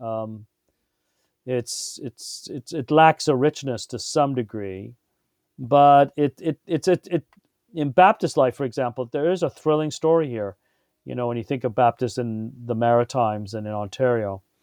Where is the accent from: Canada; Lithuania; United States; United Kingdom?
United Kingdom; England; moved away; I grew up in England